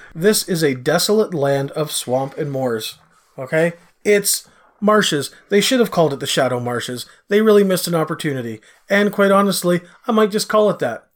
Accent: Canada; I'm Canadian

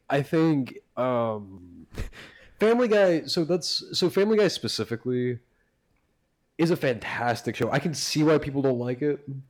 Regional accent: Brunswick, United States; also born or lived in Florida; They moved to Brunswick for many, many years.

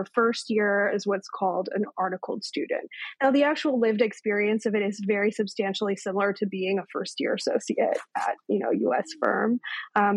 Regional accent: Victoria, British Columbia, Canada; moved away; also born or lived in Toronto, Canada; I grew up in Victoria, BC in Canada.

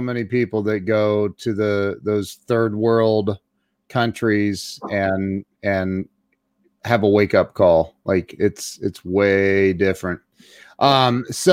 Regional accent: Ohio, United States; I'm from the Midwest too

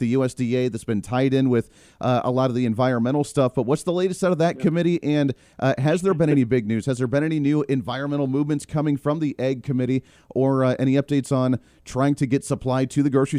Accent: Kansas, United States; the state of Kansas here, my home state

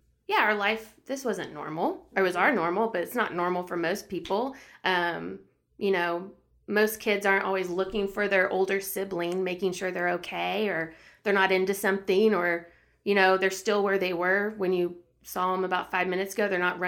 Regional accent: Austin, Texas, United States; So I'm the youngest of three girls, born and raised in Austin, Texas.

